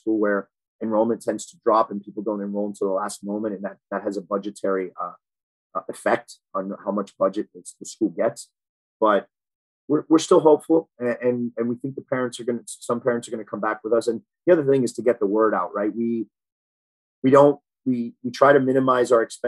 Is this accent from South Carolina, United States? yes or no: no; Miami, Florida, United States; also born or lived in Boston / Key Biscayne; I moved down to Miami, South Miami, when I was five years old. I lived there till I was about 13